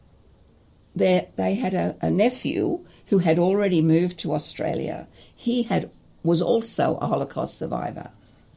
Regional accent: Czechia; now in Dunedin, New Zealand; I was born in Czechoslovakia

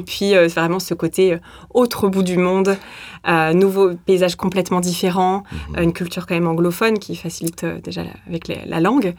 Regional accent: Saint-Étienne, Auvergne-Rhône-Alpes, France; moved away as an adult; also born or lived in Lyon; now in Christchurch, New Zealand; Alors, moi, je suis de Saint-Étienne

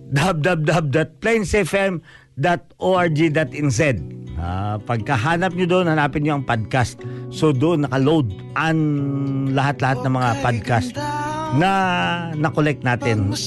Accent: Bisaya, Visayas, Philippines; first language Cebuano (Bisaya); Tagalog is a second language; now in New Zealand; yun ang kinalakihan ko eh, yung magsalita ng uh, Bisaya

